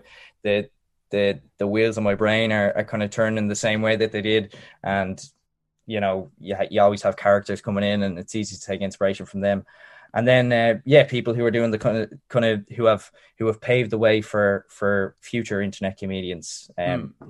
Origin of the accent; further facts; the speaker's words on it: Dublin, Leinster, Ireland; I'm from I'm from North North Dublin, um, the Navan Road, um, and grew up there